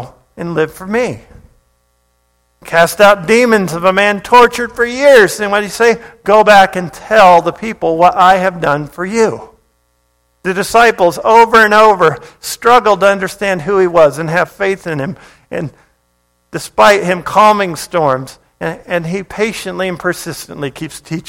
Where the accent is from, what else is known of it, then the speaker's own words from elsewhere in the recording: Hawaii, United States; moved away; I grew up in Hawaii